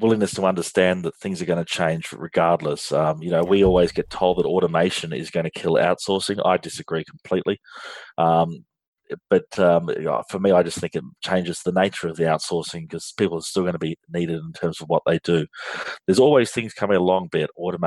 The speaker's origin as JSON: {"language": "English", "country": "Australia", "accent": "Australian", "said": "if you can't tell by my accent, I'm from Australia and I'm based here in Australia"}